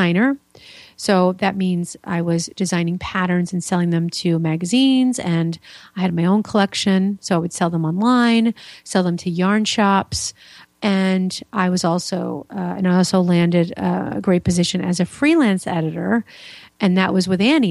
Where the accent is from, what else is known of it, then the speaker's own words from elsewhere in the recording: New York, United States; also born or lived in Florida; now in Indiana, United States; I'm originally from New York, so I've been around